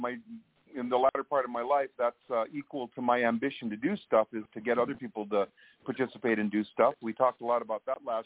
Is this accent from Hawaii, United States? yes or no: yes; Hawaii, United States; I'm from the South Pacific